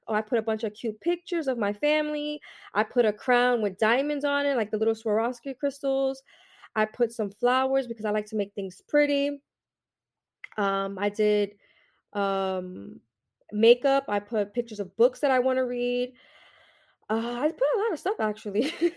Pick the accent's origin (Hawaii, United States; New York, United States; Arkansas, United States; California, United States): New York, United States; New York City; I'm born and raised in Brooklyn, East New York